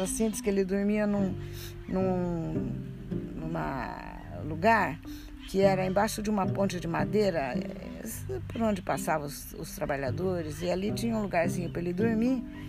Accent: Lins, São Paulo, Brazil; born or raised there

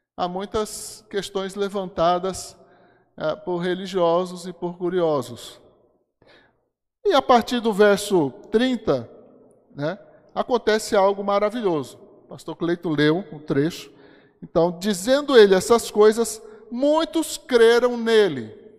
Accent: Brasília, Federal District, Brazil; nasci aqui. Quando eu era criança aqui em Brasília

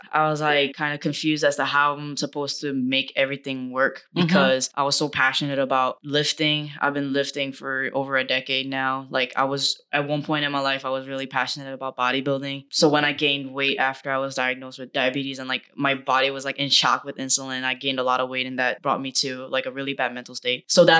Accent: South Korea; I did kendo and I was exposed to like taekwondo because I grew up in Korea.

